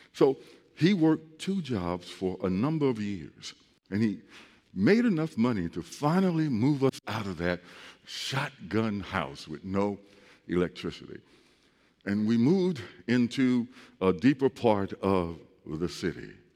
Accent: East St. Louis, Illinois, United States; I grew up in East St. Louis

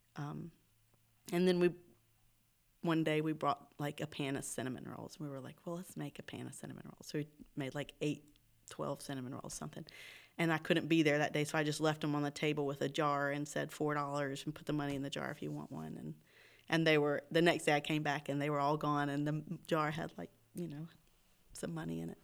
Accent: Oxford, North Carolina, United States; moved away as an adult; This is my hometown, yes. So, um, I, I grew up here

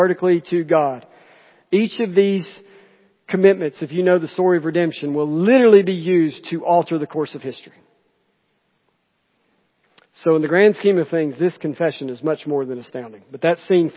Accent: Jemison, Alabama, United States; So I'm from Jemison, from Chilton County

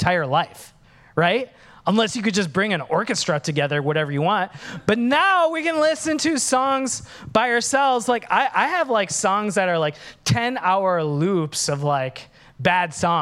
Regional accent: Minnesota, United States; moved away; I'm Sri Lankan, but I grew up in Minnesota.

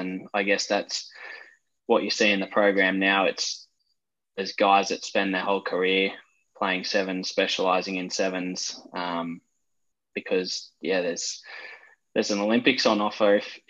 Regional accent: Brisbane, Queensland, Australia; now in Sydney, Australia

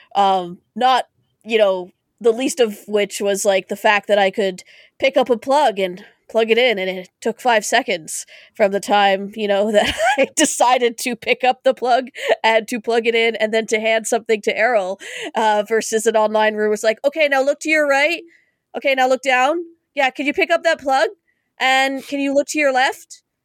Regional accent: Canada; As a Canadian

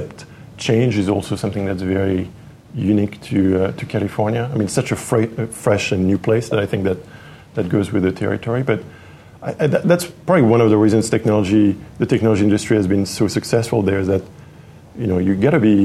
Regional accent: Paris, Île-de-France, France; moved away as an adult; also born or lived in Los Angeles, United States; now in San Francisco, United States; Paris. I was born and raised in Paris. Lived there for 25 years, something like that, 23.

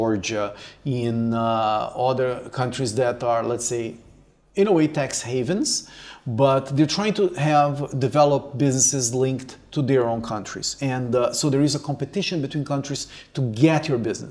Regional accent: Brazil; moved away as an adult; also born or lived in Canada; me coming from Brazil

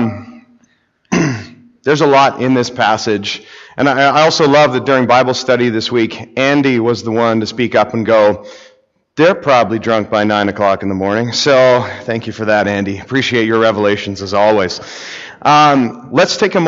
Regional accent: Whitehorse, Yukon, Canada; I grew up in Whitehorse, Yukon

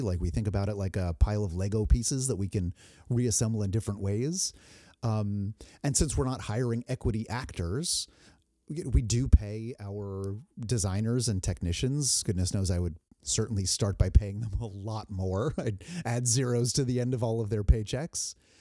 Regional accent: New Jersey, United States; moved away; I grew up in New Jersey

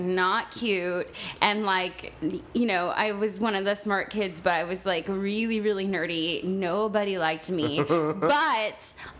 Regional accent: San Gabriel, California, United States; I grew up in San Gabriel, California.

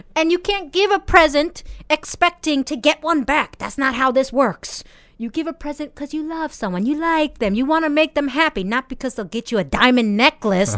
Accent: United States; now in Japan; I'm 28 years old and I'm from America

